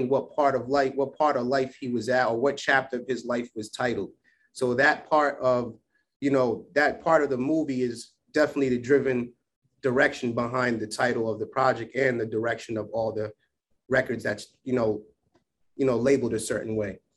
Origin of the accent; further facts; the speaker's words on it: Providence, Rhode Island, United States; flew his body down here to have his funeral in uh, my hometown of Providence, Rhode Island.